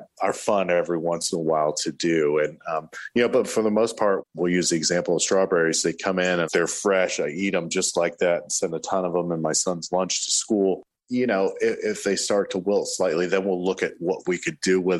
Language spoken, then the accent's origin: English; Tallahassee, Florida, United States; Grew up right here in Tallahassee.